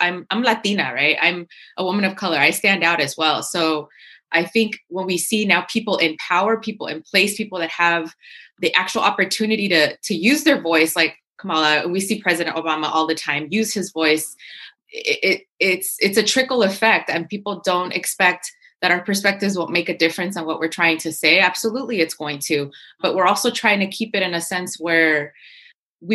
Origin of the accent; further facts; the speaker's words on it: California, United States; also born or lived in El Salvador; I'm from California